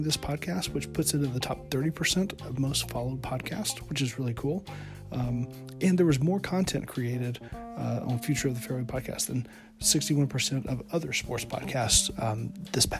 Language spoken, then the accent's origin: English; northwest Alabama, United States; also born or lived in Brazil; I grew up in Alabama in the northwest corner.